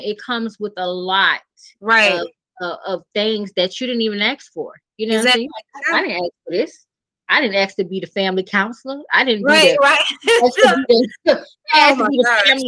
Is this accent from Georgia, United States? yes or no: yes; Savannah, Georgia, United States; moved away as an adult; also born or lived in Atlanta, Georgia; I move back to my hometown, Savannah